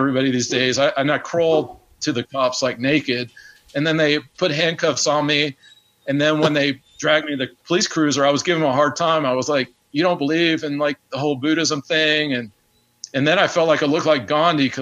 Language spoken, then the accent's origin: English; Knoxville, Tennessee, United States; moved away; also born or lived in Atlanta, Georgia; I'm from Knoxville, Tennessee, and then I spent about 14 years in Atlanta